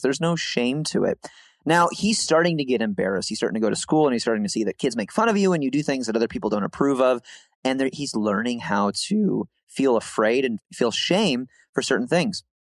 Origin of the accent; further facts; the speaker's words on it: Midwest, United States; we're from the Midwest